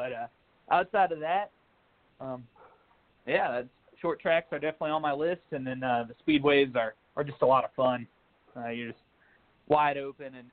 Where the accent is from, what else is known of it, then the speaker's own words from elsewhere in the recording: Missouri, United States; I'm from Missouri, so Iowa's kind of a home track